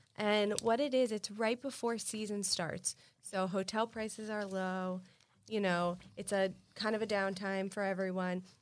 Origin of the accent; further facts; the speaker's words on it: Miami Beach, Florida, United States; I grew up on Miami Beach.